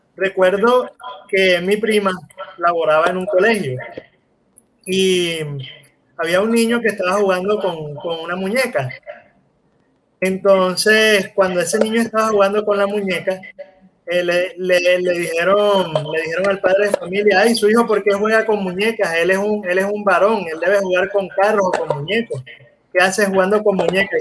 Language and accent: Spanish; Colombia; mis necesidades como hombre colombiano